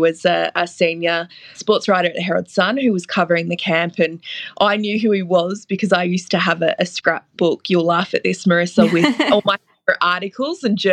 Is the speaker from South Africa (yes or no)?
no; Ballarat, Victoria, Australia; accent: Australian; I grew up in Ballarat and I loved sport locally